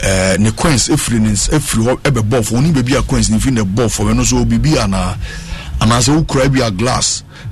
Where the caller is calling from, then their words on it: Tema, Greater Accra, Ghana; I say, I'm watching you from Tema.